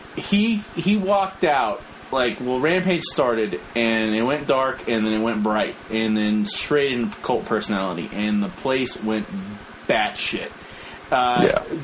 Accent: New Mexico, United States; moved away; we're all from New Mexico

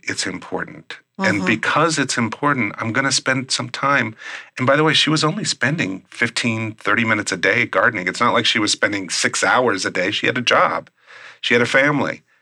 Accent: Midwest, United States; I'm from the Midwest.

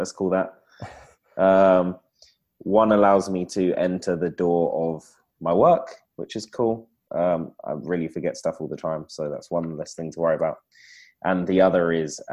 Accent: London, United Kingdom; as you can tell from the accent, I'm not from the rest of wherever you guys are from. I'm from London in the UK.

